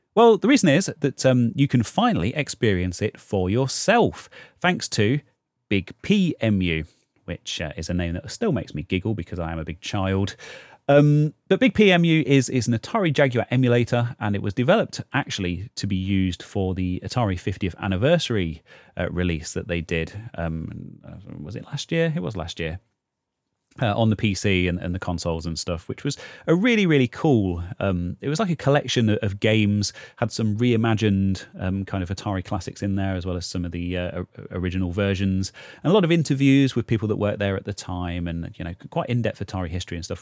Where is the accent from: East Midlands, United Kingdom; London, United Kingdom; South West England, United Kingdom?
East Midlands, United Kingdom; Leicester; Leicester, which is kind of my hometown in the U K